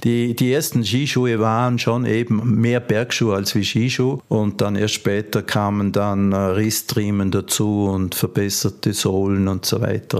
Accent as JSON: {"language": "German", "region": "Vorarlberg", "country": "Austria", "said": "bei uns in Vorarlberg eine Menge von, von Kleinstherstellern in verschiedenen Regionen"}